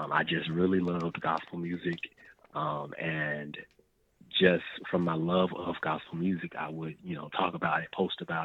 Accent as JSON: {"language": "English", "town": "Bastrop", "region": "Louisiana", "country": "United States", "tie": "born or raised there", "said": "My hometown is called Bastrop, Louisiana"}